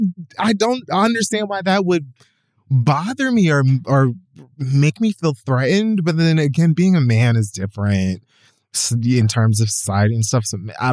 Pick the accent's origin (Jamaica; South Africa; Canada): Jamaica; But I'm like Jamaican.